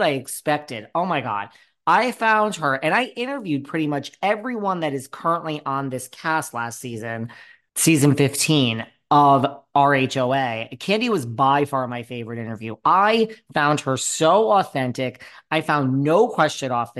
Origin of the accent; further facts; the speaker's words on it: New York, United States; I'm a New Yorker tried and true.